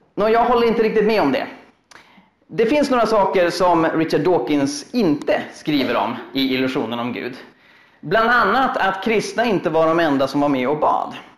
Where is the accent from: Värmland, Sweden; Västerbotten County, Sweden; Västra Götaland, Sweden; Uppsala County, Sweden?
Uppsala County, Sweden; Uppsala; Jag är en kille från Uppsala